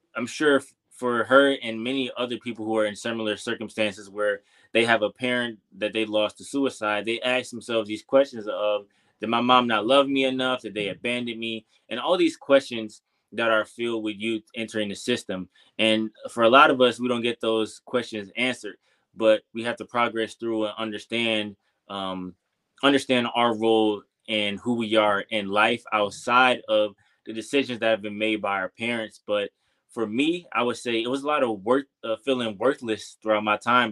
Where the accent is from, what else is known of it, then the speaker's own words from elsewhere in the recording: Detroit, Michigan, United States; moved away as an adult; I'm from Detroit, Michigan. If you don't know, growing up in Detroit, pretty much my entire life